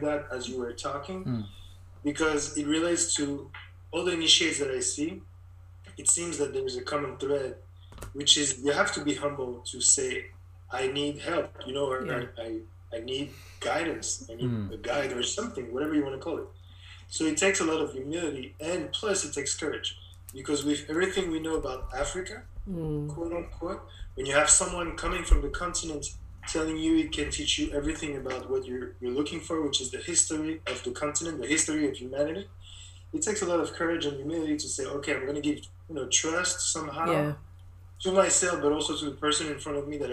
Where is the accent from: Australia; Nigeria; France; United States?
France; Paris, Île-de-France; also born or lived in Cameroon; now in Montreal, Canada; I grew up in Paris because we went back to France. I was four at the time